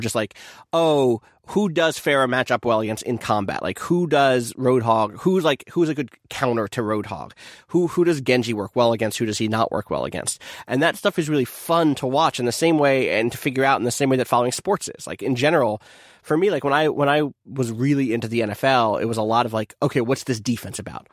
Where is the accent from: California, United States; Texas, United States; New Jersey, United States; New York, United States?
New Jersey, United States; I was from South Jersey, which meant I was a Philly fan